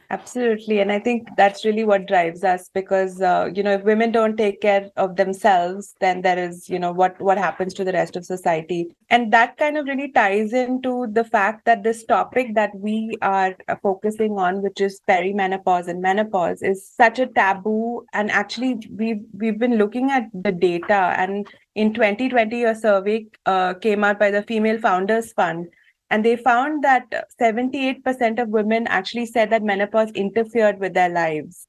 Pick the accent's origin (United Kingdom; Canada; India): India; moved away as an adult; also born or lived in Germany; now in Switzerland; I grew up in India and I moved to uh, Germany about 15 years ago to pursue my PhD in biochemistry, after which I moved to Switzerland